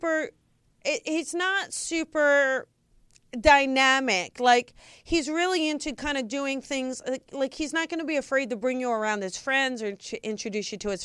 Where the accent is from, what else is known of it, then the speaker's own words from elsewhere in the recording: New Jersey, United States; I grew up in New Jersey